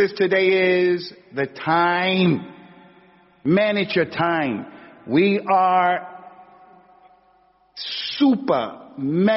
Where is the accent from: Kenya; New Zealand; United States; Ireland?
United States; moved away as an adult; also born or lived in Medina; I grew up in America as an athlete